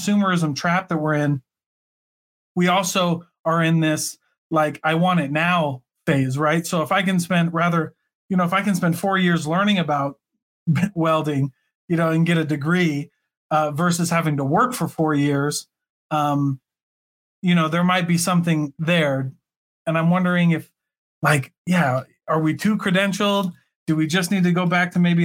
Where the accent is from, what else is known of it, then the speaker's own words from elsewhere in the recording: Iowa, United States; now in Utah, United States; I live in Utah, but I'm from Iowa